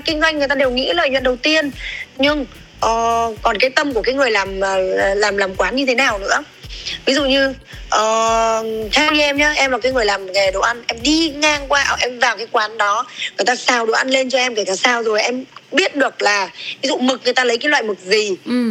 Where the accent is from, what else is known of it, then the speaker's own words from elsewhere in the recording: Thái Bình, Vietnam; moved away; also born or lived in southern Vietnam; em là người bắc ừ. thì em ờ, người thái bình cơ ờ, xong rồi cái um, gia đình em chuyển